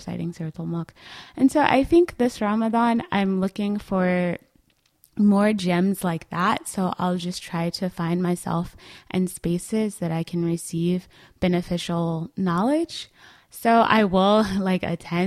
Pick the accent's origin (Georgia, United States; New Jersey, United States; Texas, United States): Georgia, United States; Atlanta; I live, you know, around the corner from my hometown masjid